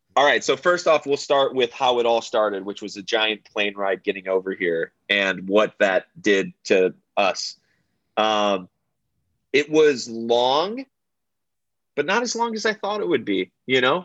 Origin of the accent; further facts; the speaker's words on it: United States; as an American